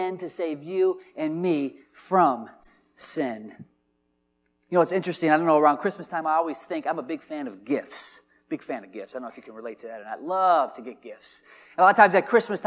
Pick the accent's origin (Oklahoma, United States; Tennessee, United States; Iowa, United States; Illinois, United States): Iowa, United States; Dubuque; moved away; I'm from Dubuque, and hockey's a little bit of a bigger culture up there